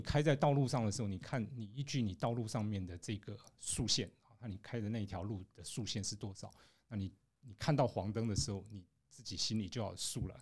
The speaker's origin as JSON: {"language": "Chinese", "country": "Taiwan", "said": "我们在台湾长大的人， 从小就被教要靠右走"}